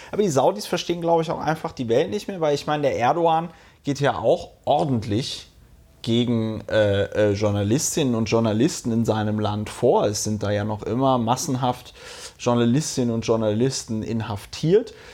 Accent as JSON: {"language": "German", "country": "Germany", "tie": "born or raised there", "moved": "yes", "lives_now": "Berlin, Germany", "said": "im äh, Rheinland, wo ich aufgewachsen bin"}